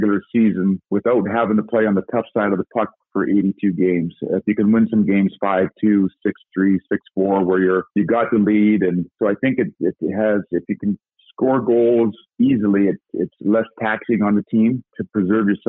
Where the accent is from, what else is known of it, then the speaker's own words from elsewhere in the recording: Edmonton, Alberta, Canada; as a kid growing up in Edmonton